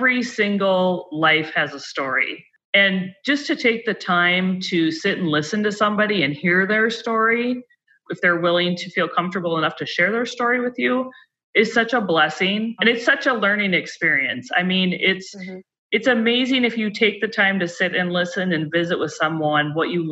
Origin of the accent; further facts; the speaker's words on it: Minot, North Dakota, United States; I'm originally from Minot